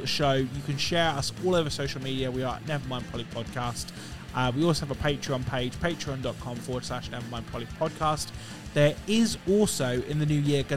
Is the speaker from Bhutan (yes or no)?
no; United Kingdom; I'm British